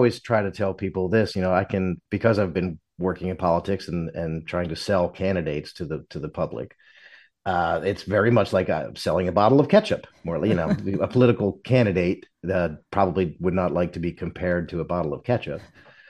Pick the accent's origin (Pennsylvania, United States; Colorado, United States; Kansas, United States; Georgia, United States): Pennsylvania, United States; Philadelphia; moved away; also born or lived in Richmond / Washington, D.C.; I'm from Philadelphia, and I've worked in Richmond and, you know, Washington, D.C.